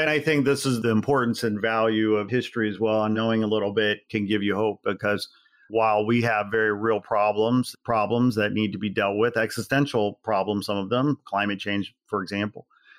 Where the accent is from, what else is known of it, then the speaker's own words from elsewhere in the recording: Midwest, United States; I'm from the Midwest.